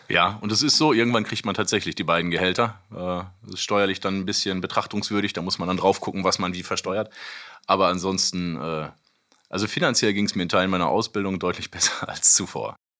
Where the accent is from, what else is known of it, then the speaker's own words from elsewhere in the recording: North Rhine-Westphalia, Germany; also born or lived in Seedorf; wohnhaft, meine Familie und ich immer in NRW